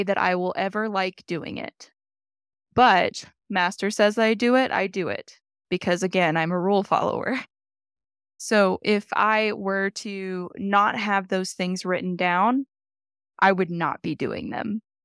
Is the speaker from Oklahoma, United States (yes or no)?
yes; Oklahoma, United States; now in Colorado Springs, United States; I'm actually from Oklahoma, Chickasaw Nation